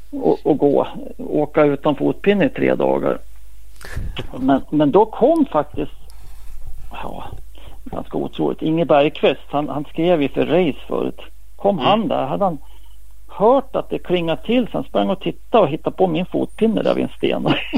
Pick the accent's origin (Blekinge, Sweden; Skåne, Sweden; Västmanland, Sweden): Västmanland, Sweden; Västerås; det var i Västerås i min hemstad